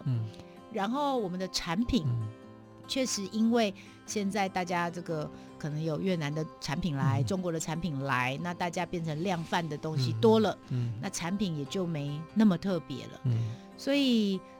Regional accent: Yingge, New Taipei, Taiwan; 当时我们莺歌人就是发下豪语啊

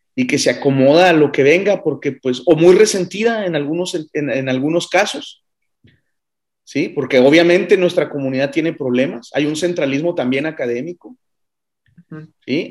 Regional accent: Ciudad Juárez, Chihuahua, Mexico; moved away; also born or lived in Colima; Yo soy de Ciudad Juárez

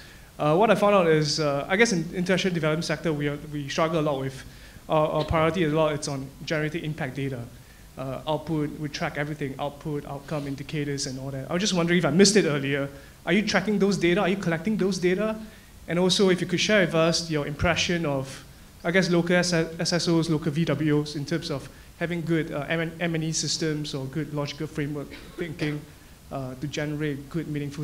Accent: Singapore; also born or lived in Cambodia; I just moved back from Cambodia recently, originally from Singapore.

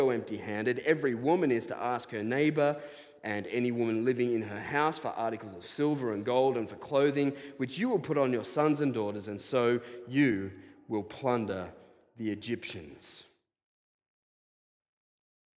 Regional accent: Australia; I am an Australian

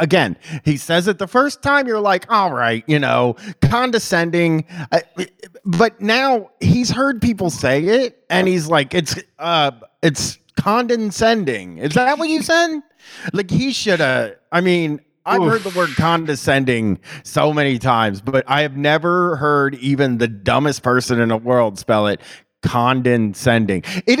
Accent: New York, United States; well, I'm also from New York, but I know that people from the South are actually good salt of the earth people.

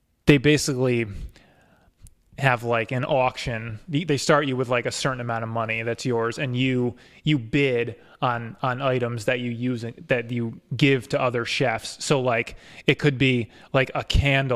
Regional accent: Castleton, New York, United States; I grew up in Castleton

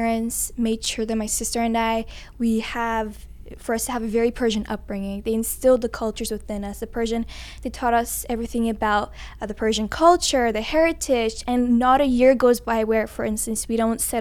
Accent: Toronto, Ontario, Canada; first language English; I'm born and raised in Canada

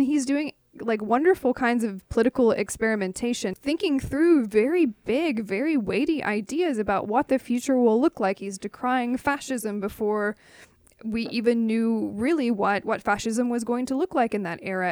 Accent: Knoxville, Tennessee, United States; I'm from Knoxville, Tennessee

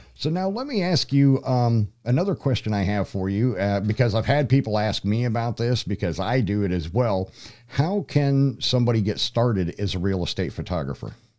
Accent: Troy, Pennsylvania, United States; moved away; also born or lived in Denver; my hometown zip code, which is for Troy, Pennsylvania.

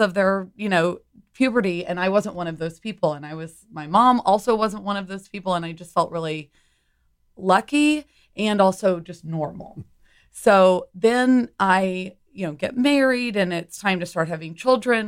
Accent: Humble, Texas, United States; also born or lived in New York City; I grew up in Humble, so suburb of Houston

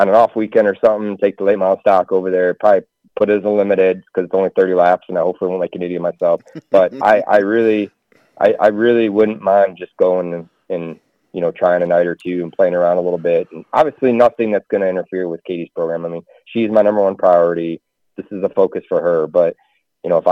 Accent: the North, United States; moved away as an adult; We're from the North.

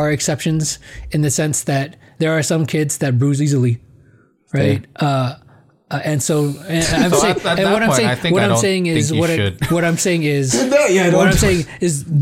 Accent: Philippines; As a Filipino

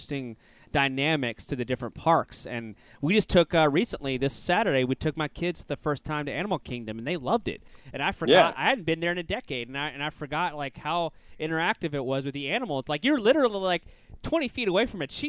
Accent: Louisiana, United States; now in Florida, United States; I'm from Louisiana, which wasn't that far away. So we frequented Disney a lot growing up. And now, obviously, we live in Florida

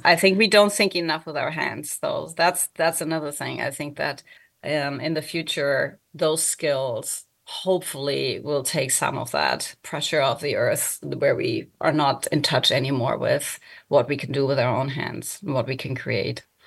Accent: Germany; English is a second language; moved away; I also don't live in Germany where I was born and grew up

